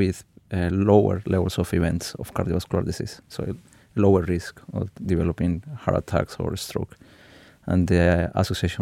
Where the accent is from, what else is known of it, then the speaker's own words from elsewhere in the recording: Colombia; moved away as an adult; now in United Kingdom; I grew up in Colombia, in a city 1,200 meters high